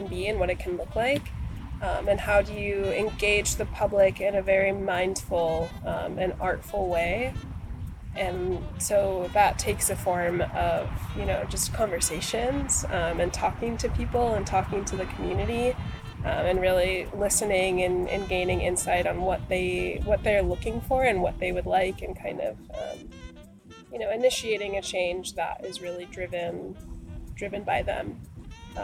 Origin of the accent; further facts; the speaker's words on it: Minneapolis, Minnesota, United States; moved away as an adult; now in Portland, United States; I am from Minneapolis, Minnesota, and I moved to Portland about 4 years ago